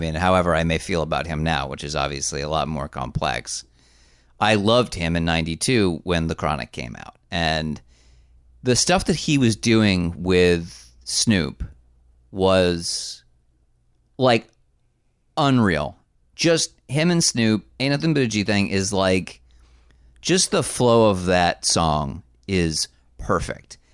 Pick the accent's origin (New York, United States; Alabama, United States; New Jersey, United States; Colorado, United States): New Jersey, United States; I was born in the great state of New Jersey